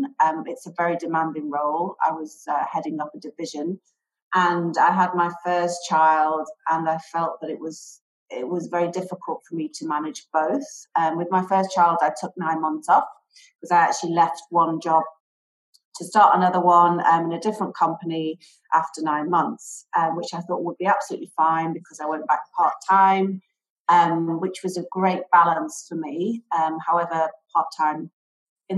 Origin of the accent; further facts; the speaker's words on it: Manchester, North West England, United Kingdom; moved away as an adult; also born or lived in London; now in Dubai, United Arab Emirates; I'm from the UK. I was originally lived in Manchester, then moved to London to study